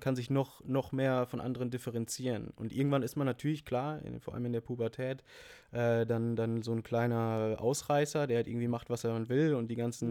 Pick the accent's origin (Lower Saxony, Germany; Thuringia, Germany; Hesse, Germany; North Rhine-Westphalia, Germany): North Rhine-Westphalia, Germany; Münsterland; bei uns local im, im Münsterland, wo ich herkomme